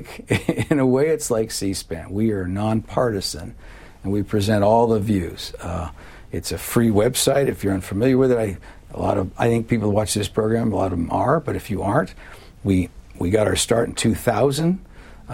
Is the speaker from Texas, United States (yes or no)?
no; California, United States; moved away as an adult; also born or lived in Virginia / Georgia / Colorado; now in Washington, D.C., United States; I grew up in California